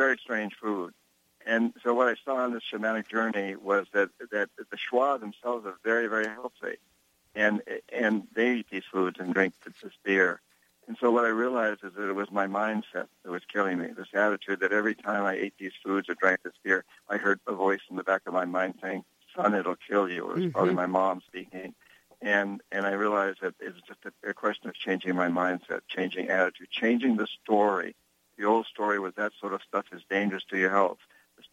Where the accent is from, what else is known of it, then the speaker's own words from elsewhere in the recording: New Hampshire, United States; moved away; I grew up in New Hampshire, Yankee Calvinists, 300 years of Yankee Calvinists